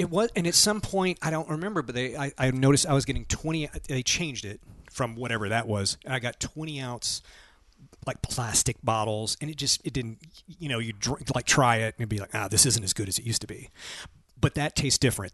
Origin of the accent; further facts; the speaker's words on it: Lewisburg, Tennessee, United States; My hometown had 8,000 people, and there was one soda uh, distribution plant where they made soda, and that soda was called Sundrop